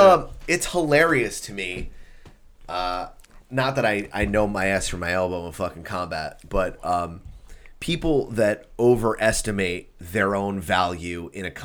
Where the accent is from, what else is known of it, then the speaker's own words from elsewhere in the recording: Sheepshead Bay, New York, United States; Dude, yeah, I don't give a fuck. I'm from Sheepshead Bay.